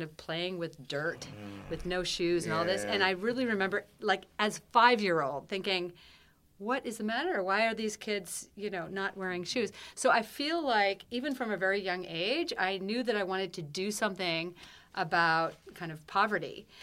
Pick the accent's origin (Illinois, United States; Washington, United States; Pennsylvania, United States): Washington, United States; Seattle; I grew up in Seattle, Washington.